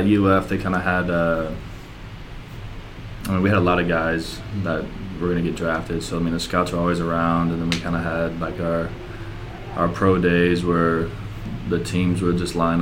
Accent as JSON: {"language": "English", "region": "Iowa", "country": "United States", "tie": "born or raised there", "also_born_or_lived": "Minnesota", "said": "I was just born in Minnesota, but I grew up in Iowa"}